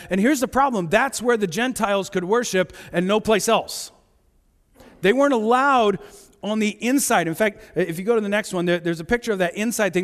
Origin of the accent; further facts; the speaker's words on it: Topeka, Kansas, United States; now in Shipshewana, United States; I grew up in Topeka